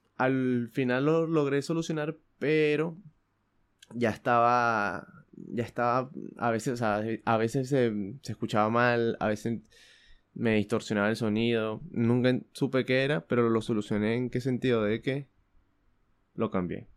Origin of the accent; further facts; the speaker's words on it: Venezuela; moved away; yo soy de Venezuela